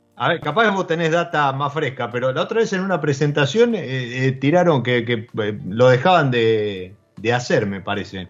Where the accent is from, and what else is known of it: Argentina